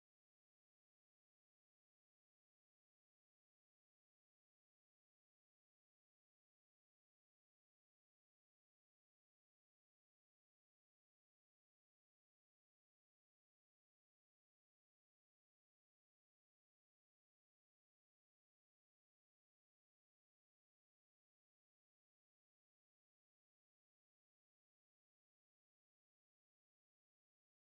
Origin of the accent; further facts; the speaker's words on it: United States; I'm an American.